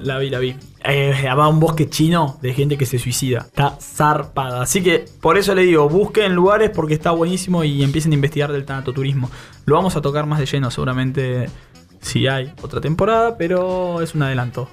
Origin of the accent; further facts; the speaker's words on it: Bahía Blanca, Buenos Aires Province, Argentina; Nosotros somos de Bahía Blanca